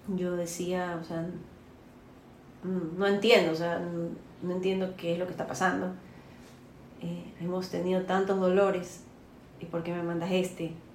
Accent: Colombia; now in Guayaquil, Ecuador; yo soy colombiana

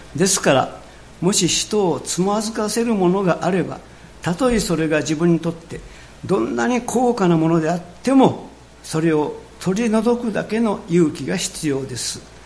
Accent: Japan; 私たちの国

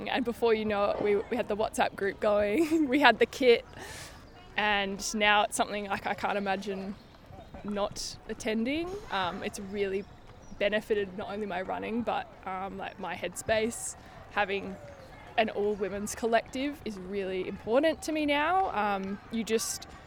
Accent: Melbourne, Victoria, Australia; now in London, United Kingdom; I live in Dalston in Hackney, but I'm originally from Melbourne, Australia.

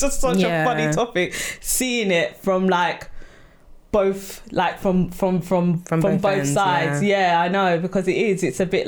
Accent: Sierra Leone; I am Sierra Leonean

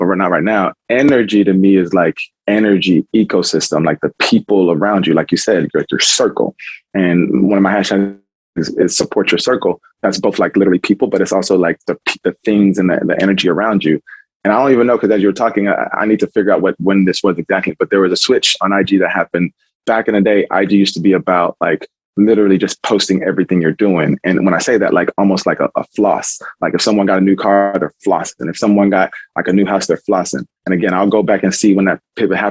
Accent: Houston, Texas, United States; moved away as an adult; also born or lived in Indianapolis; now in Michigan, United States; I'm from Houston

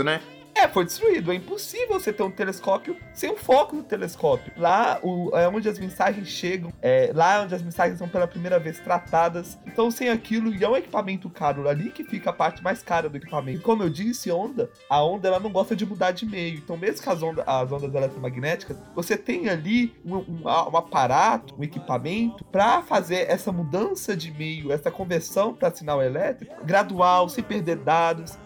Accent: Brazil; a nossa realidade como brasileiros

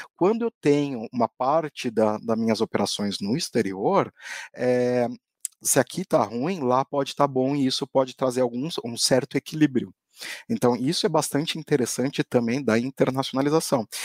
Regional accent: Brazil

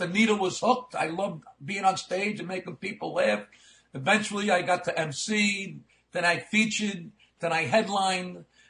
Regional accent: Brooklyn, New York, United States; born or raised there; also born or lived in Staten Island; now in New Jersey, United States

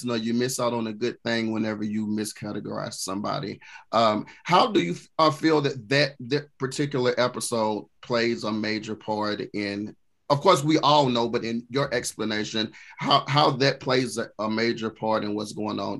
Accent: Ghana; No, I'm from Ghana.

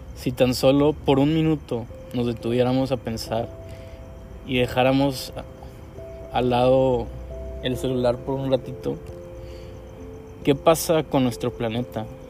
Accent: Monterrey, Nuevo León, Mexico; soy un artista regiomontano

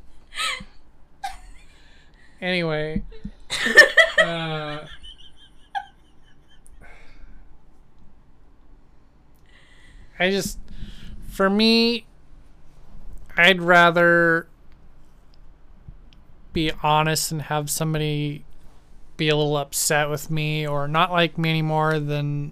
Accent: Idaho, United States; growing up in Idaho, more conservative, Republican

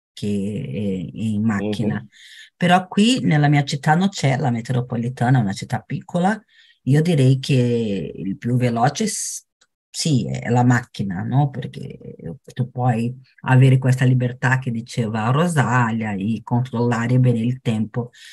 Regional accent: São Paulo, Brazil; Italian is a second language; now in Praia Grande, Brazil; Sou brasileira, brasiliana, eu nata a São Paulo, mas agora abito em uma città vicina, que é Praia Grande

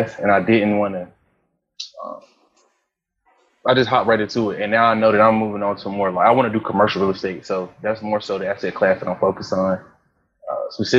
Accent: Rocky Mount, North Carolina, United States; I'm from Rocky Mount, North Carolina. People from North Carolina gonna know that it's 252

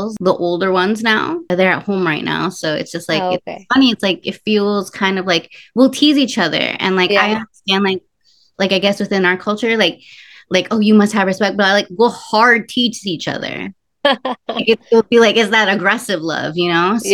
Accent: New York City, New York, United States; first language Spanish; English is a second language; So I was born in Brooklyn.

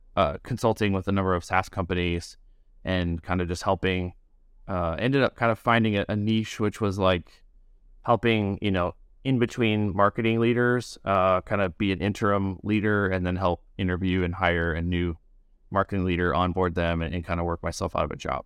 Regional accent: rural Midwest of the United States, United States; also born or lived in Chicago area; I grew up in, like, a rural area in Midwest of the United States

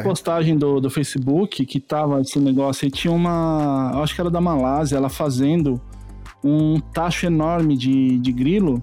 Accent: Jacareí, São Paulo, Brazil; moved away as an adult; Jacareí, que é a minha cidade natal, onde meus pais moravam

